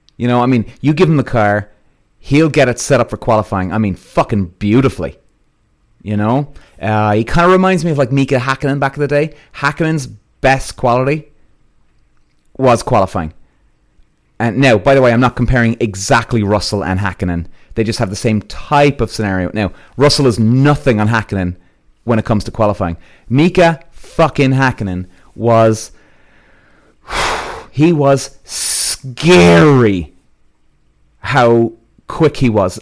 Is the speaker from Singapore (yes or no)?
no; England, United Kingdom; growing up in English karting.